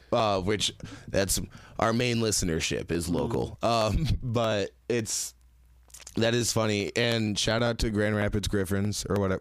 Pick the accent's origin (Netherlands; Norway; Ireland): Netherlands; So growing up in Holland, figure skating doesn't seem like a very popular thing to pursue